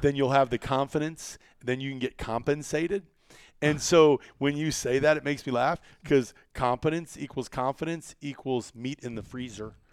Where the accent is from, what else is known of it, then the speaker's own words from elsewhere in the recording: Iowa, United States; I was from Iowa